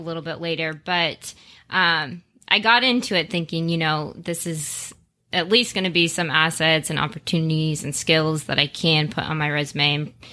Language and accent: English; Las Vegas, Nevada, United States; moved away as an adult; now in Phoenix, United States; born and raised in Las Vegas, been out in Phoenix for two years now